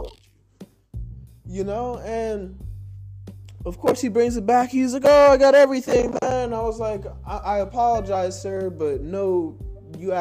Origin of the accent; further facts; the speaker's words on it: United States; a river separated my hometown from Alabama. So, and I lived there for most of my life